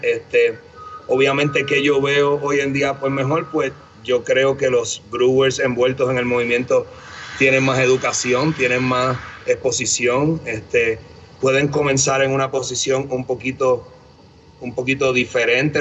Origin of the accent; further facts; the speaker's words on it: Bayamón, Puerto Rico; moved away as an adult; now in Denver, United States; Habiéndome, habiéndome criado en ciudad, ¿verdad? En Bayamón, toda mi vida